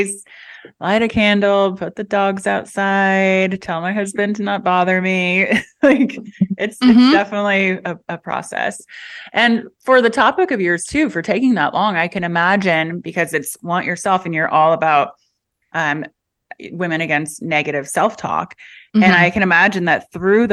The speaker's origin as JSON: {"language": "English", "town": "Indianapolis", "region": "Indiana", "country": "United States", "moved": "yes", "lives_now": "Los Angeles, United States", "said": "I'm from Indianapolis"}